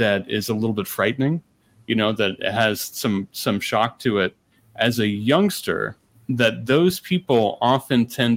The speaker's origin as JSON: {"language": "English", "country": "United States", "tie": "born or raised there", "also_born_or_lived": "Ohio / Indiana", "said": "I grew up in Ohio, I grew up in Indiana"}